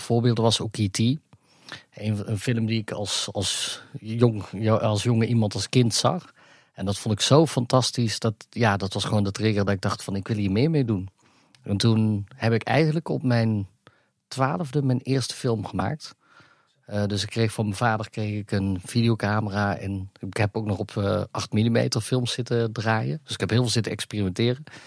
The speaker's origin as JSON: {"language": "Dutch", "town": "Gemert", "region": "North Brabant", "country": "Netherlands", "tie": "born or raised there", "also_born_or_lived": "Africa", "said": "ik kom uit Gemert, uit Brabant"}